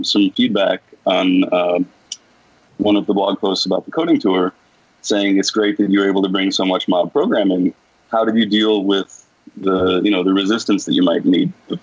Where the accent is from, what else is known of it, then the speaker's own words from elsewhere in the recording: United States; I'm American. I'm from a different culture